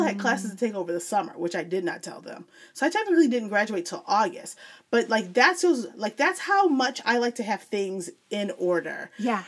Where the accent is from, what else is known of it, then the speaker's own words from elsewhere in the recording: Joliet, Illinois, United States; moved away as an adult; now in Texas, United States; born and raised in Illinois, okay. in Joliet, Illinois